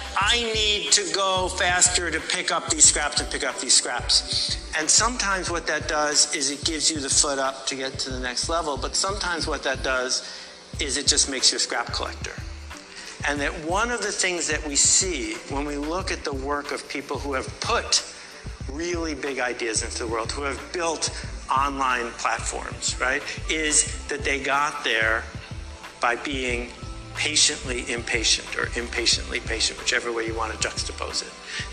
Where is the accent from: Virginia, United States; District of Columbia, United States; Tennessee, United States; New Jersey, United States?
Tennessee, United States; Nashville; I grew up in Nashville, Tennessee